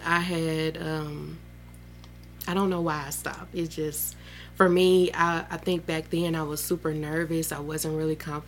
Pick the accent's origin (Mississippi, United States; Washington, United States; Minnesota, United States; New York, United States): Mississippi, United States; Starkville; I'm from Starkville, born and raised. I've never left